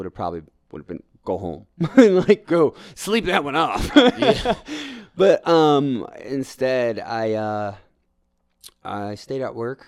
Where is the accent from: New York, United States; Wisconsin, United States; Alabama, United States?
New York, United States; now in Denver, United States; I'm a New Yorker